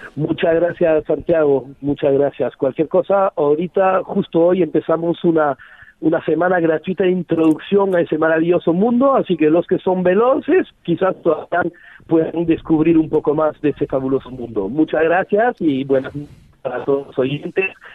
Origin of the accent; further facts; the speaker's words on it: Geneva, Switzerland; now in Peru; Nací en una ciudad súper extraña, además, yo soy de Ginebra